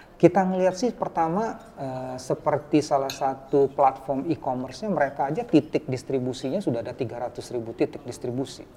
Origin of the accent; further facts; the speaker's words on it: Palembang, South Sumatra, Indonesia; saya orang Palembang